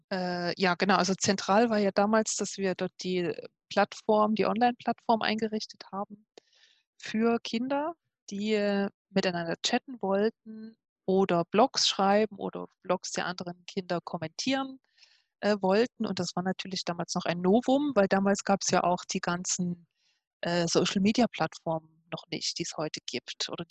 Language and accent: German; Leipzig, Saxony, Germany; moved away as an adult; now in Switzerland; Ich komme ursprünglich aus Leipzig und habe dort studiert